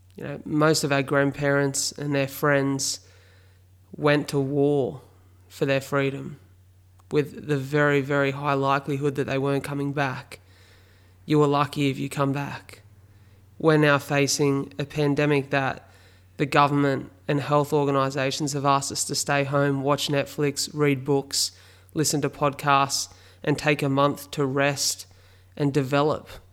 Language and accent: English; Wollongong, New South Wales, Australia; here in my hometown of Wollongong